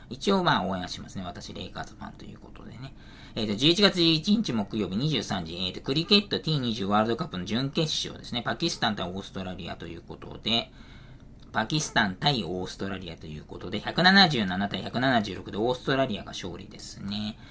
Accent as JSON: {"language": "Japanese", "region": "Saitama", "country": "Japan", "tie": "born or raised there", "said": "埼玉県出身"}